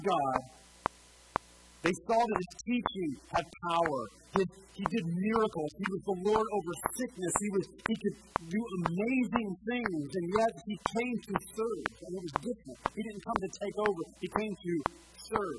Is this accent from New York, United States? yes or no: no; Tennessee, United States; now in Montevideo, United States; we're from Tennessee